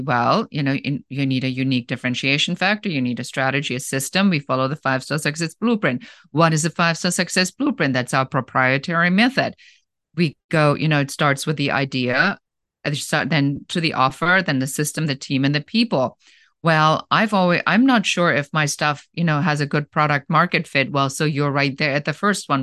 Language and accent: English; Germany; accent: German; English is a second language; moved away as an adult; now in Los Angeles, United States; originally, I'm from Germany, so you might still hear a little bit of an accent there